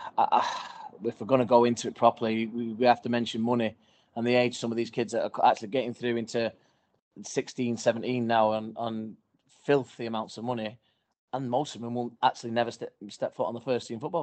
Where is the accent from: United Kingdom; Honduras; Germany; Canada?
United Kingdom; Salford, North West England; I'm a Salford lad, raised in Salford with my brother and my sister.